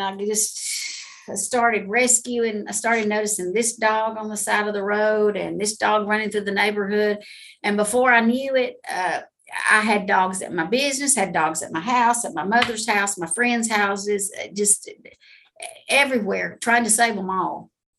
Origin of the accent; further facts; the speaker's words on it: Georgia, United States; Well, I'm actually from Georgia, been here my whole life.